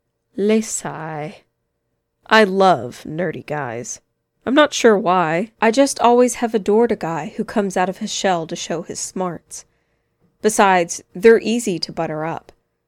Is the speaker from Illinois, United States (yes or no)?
yes; Chicago, Illinois, United States; now in Indianapolis, United States; Growing up in Chicago, I never had to learn to drive, and so far, I'd done okay here too.